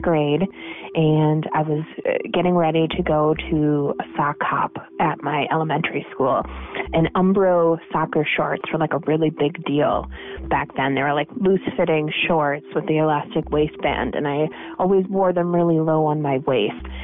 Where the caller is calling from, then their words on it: Minneapolis, Minnesota, United States; I'm calling from Minneapolis, Minnesota.